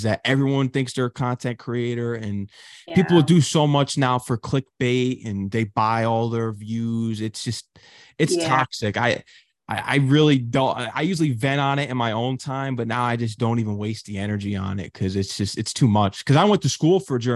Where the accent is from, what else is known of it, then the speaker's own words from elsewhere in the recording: Connecticut, United States; also born or lived in Queens, New York; I'm from Connecticut and there's just nothing out here